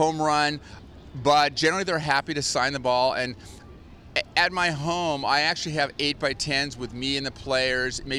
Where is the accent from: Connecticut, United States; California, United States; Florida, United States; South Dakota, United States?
California, United States; Oakland; I was brought up in Oakland, and I've lived all around the Bay Area.